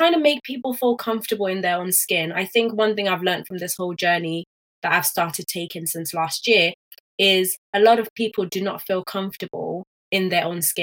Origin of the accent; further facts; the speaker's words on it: Nigeria; I'm actually a Nigerian